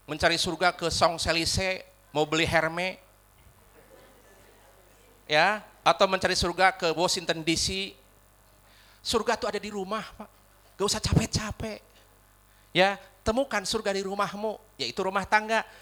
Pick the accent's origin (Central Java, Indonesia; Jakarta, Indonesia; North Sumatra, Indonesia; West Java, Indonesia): West Java, Indonesia; accent: Sundanese; walaupun saya orang Sunda, rada kesel huruf F sama P teh.